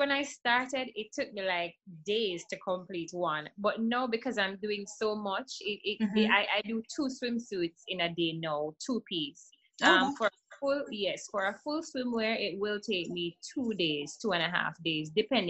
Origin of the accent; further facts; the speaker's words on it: Jamaica; I'm from Jamaica.